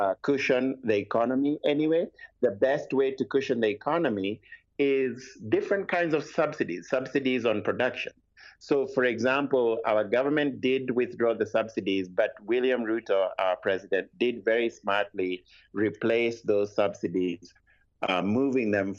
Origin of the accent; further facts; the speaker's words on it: Kenya; I do not live in Nigeria. I'm Kenyan. I live in Kenya.